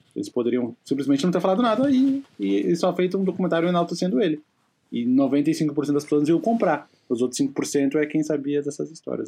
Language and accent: Portuguese; Rio Grande do Sul, Brazil; accent: gaúcho